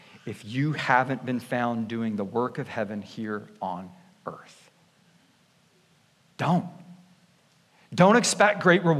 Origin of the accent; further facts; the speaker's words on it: Canada; moved away; I'm Canadian